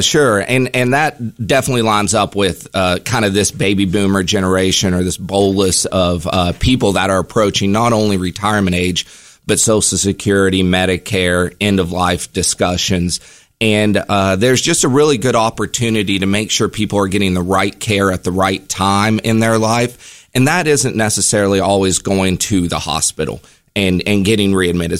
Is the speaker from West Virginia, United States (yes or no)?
yes; Charleston, West Virginia, United States; I'm from West Virginia. I'm, I'm actually from Charleston.